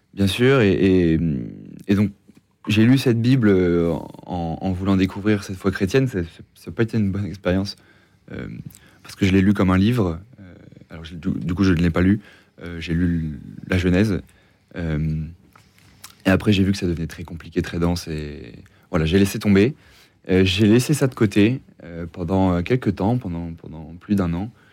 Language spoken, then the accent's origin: French; Normandy, France; moved away as an adult; contexte familial. Donc, je viens de Normandie